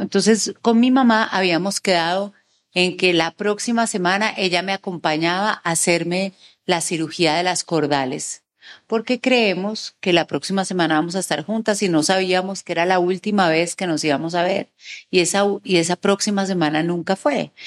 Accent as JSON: {"language": "Spanish", "region": "Bogotá", "country": "Colombia", "said": "yo soy bogotana"}